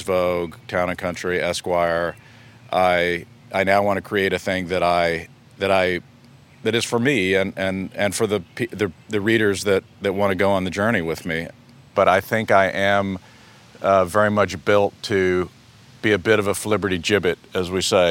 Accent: Texas, United States; moved away as an adult; also born or lived in San Antonio, Texas; now in Connecticut, United States; I grew up in Texas. I was born in West Texas

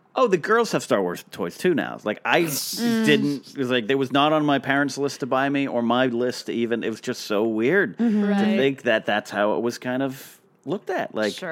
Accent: Arroyo Grande, California, United States; some of my memories, too, is local tiny stores in Arroyo Grande, California

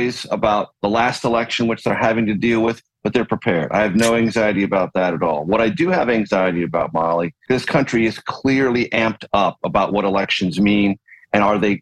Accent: San Diego, California, United States; I grew up in San Diego, California

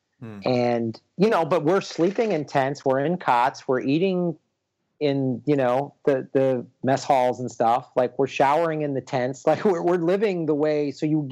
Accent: Chicago, Illinois, United States; I'm from Chicago, right? So that I'm Irish.

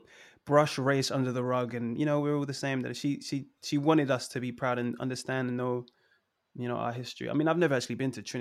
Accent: London, United Kingdom; also born or lived in Sweden; So my mom's Swedish and my dad's from Trinidad. I was born in Sweden. So when I was younger, I always used to say I was Swedish just to annoy my friends at school and stuff. But I grew up in London, like all over London.

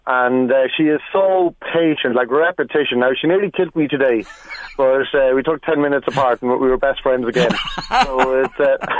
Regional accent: Kells, Leinster, Ireland; also born or lived in Cavan; Like, I grew up in Kells, but I spent all my summers in Leitrim, and I went to school in Cavan.

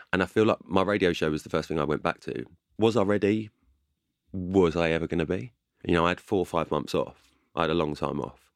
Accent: London, United Kingdom; I'm from, I'm from London

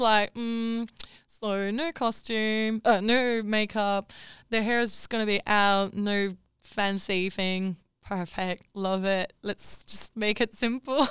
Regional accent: Paris, Île-de-France, France; moved away; also born or lived in Perth / Melbourne; I grew up in Paris

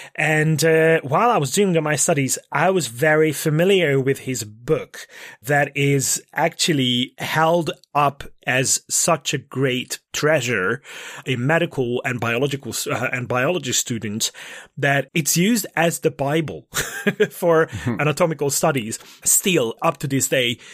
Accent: Székesfehérvár, Fejér, Hungary; my hometown, Székesfehérvár

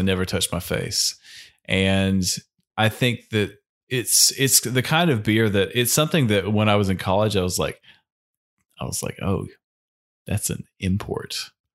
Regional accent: United States

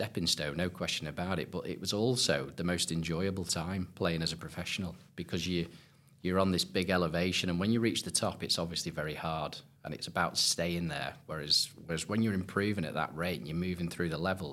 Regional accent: Southport, North West England, United Kingdom; growing up playing Lynx golf, you know, I'm from Southport originally

